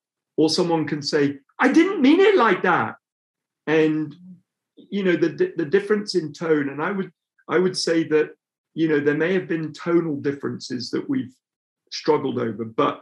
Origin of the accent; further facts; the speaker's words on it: England, United Kingdom; Kate comes from a different part of England than I do. And my, and also, of course, I'm a third culture kid because I'm Nigerian, but I'm also British